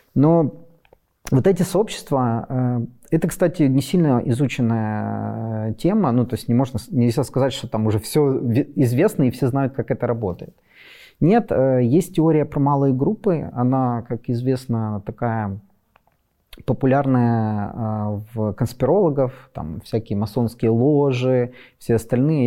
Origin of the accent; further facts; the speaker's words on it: Western Ukraine, Ukraine; also born or lived in Kharkiv; я из Западной Украины